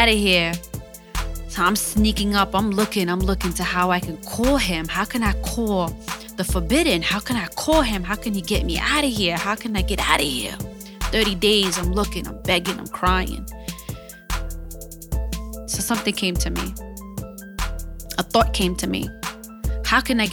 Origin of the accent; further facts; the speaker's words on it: United States; I'm an American citizen